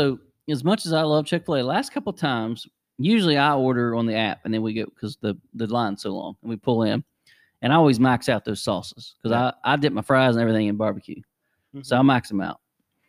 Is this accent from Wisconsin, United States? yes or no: no; West Virginia, United States; We're from Polka, for God's sakes. There's not anything more West Virginia than that.